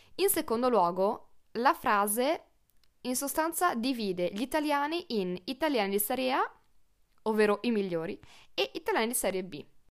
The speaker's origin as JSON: {"language": "Italian", "region": "northern Italy", "country": "Italy", "said": "io sono una polentona"}